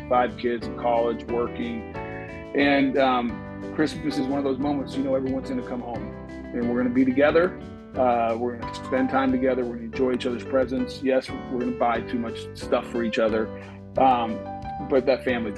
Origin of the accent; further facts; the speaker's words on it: Colorado, United States; I grew up in Colorado